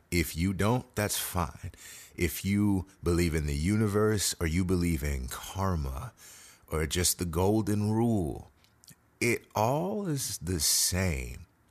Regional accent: Houston, Texas, United States; I am a native Houstonian, born and bred

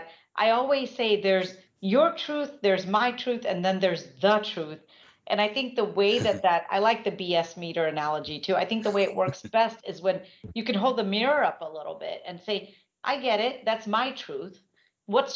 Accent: India; I'm Indian.

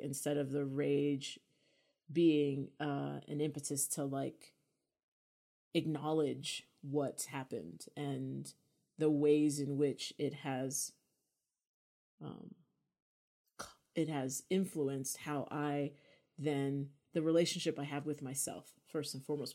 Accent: United States; being American

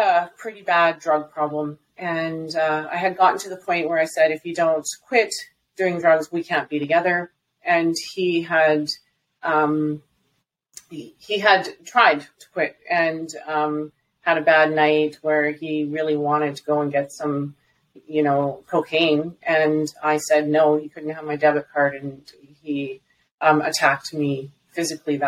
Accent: Alberta, Canada; also born or lived in British Columbia; from where I was in BC to my hometown, is about 1,300 kilometers.

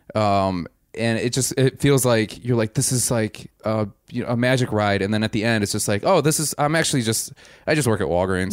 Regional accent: Wisconsin, United States; I'm from Wisconsin

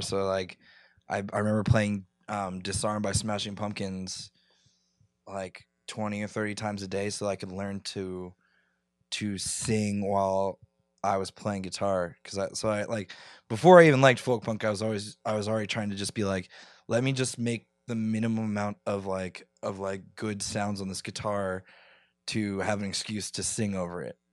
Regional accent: near Philadelphia, Pennsylvania, United States; I grew up near Philly

